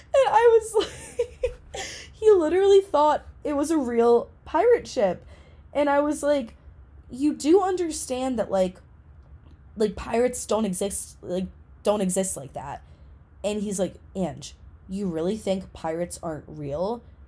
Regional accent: New England, United States; New England, which is where I'm from

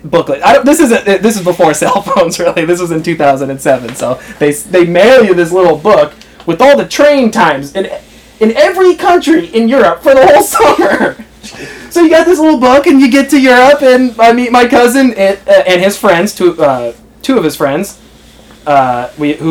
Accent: United States; as an American

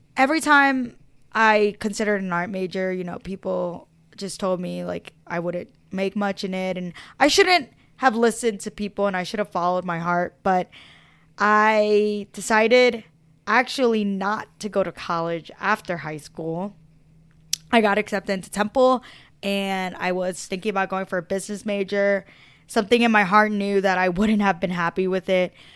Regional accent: Philadelphia, Pennsylvania, United States; I was born in Philadelphia, Pennsylvania, South Philadelphia

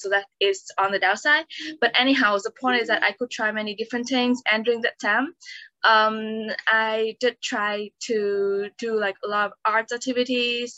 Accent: Vietnam; moved away as an adult; also born or lived in Sweden; now in Hong Kong; I was born in Vietnam

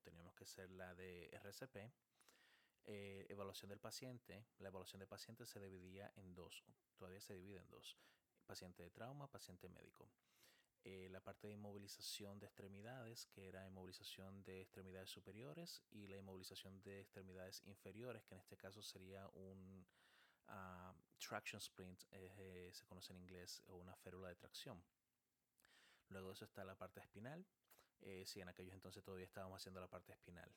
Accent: San Cristóbal, Dominican Republic; first language Spanish; moved away as an adult; also born or lived in Chile / Texas, United States; now in United States; nací en Chile y llegué a República Dominicana muy, muy, muy niño y crecí en República Dominicana, en un pueblito llamado San Cristóbal

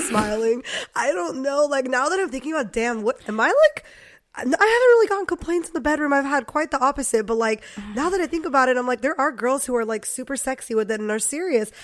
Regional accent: Poway, California, United States; I grew up in Poway

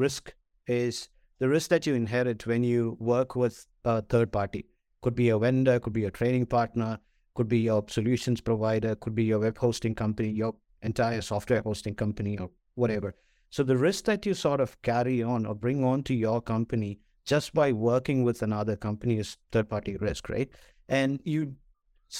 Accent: Kerala, India; moved away; also born or lived in Singapore; I am originally from India

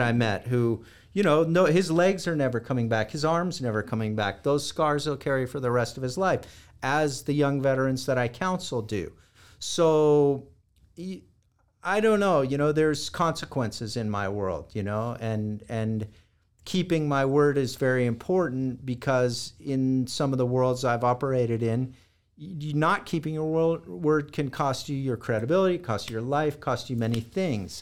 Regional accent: Los Angeles, California, United States; I was born and raised in Los Angeles, California.

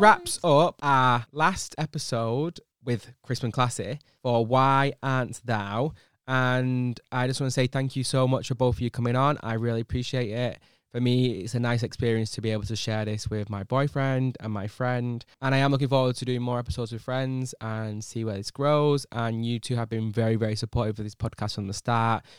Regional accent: United Kingdom; as British people, I feel like we're quite lazy people

